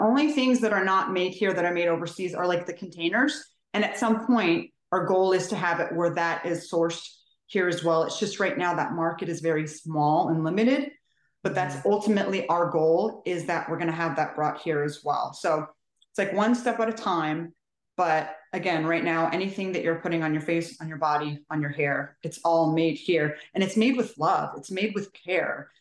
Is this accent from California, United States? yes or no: yes; California, United States; now in Maryland, United States; I'm originally from California.